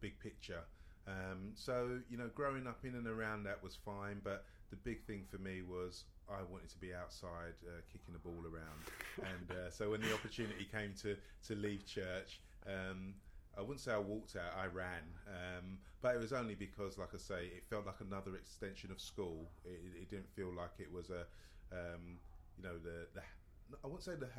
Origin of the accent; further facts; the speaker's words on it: London, United Kingdom; I grew up in Stratford, East London